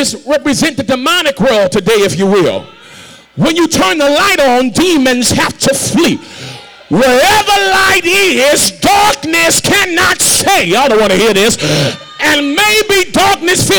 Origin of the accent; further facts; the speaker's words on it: New Orleans, Louisiana, United States; I'm from New Orleans